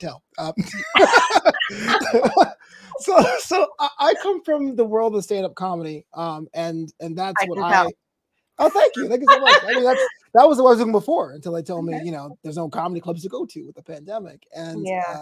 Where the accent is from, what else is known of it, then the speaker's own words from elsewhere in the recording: New York City, New York, United States; moved away; Originally from Brooklyn. So I'm originally from Brooklyn.